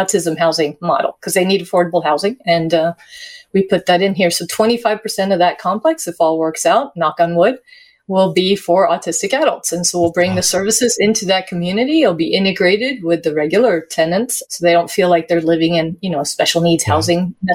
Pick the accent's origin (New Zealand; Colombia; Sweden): Sweden; moved away; I'm an immigrant as well. I immigrated from Sweden